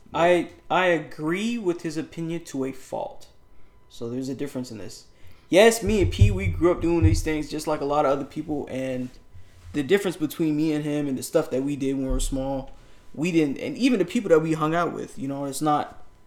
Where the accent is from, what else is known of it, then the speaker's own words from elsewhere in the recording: New York, United States; I grew up in New York